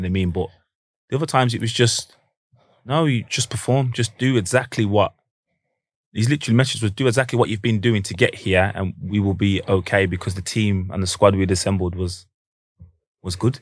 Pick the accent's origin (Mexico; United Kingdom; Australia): United Kingdom; Manchester, North West England; we're from Manchester